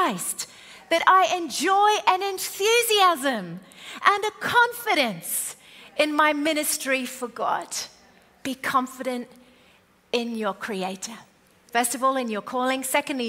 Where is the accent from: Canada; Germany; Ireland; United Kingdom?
United Kingdom; moved away; also born or lived in Australia; we're British.